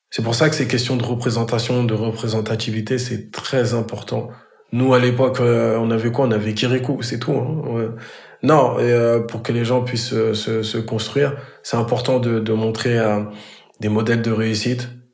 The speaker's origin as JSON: {"language": "French", "town": "Grigny", "region": "Île-de-France", "country": "France", "said": "je suis originaire de la ville de Grigny dans le 91. C'est dans le département de l'Essonne."}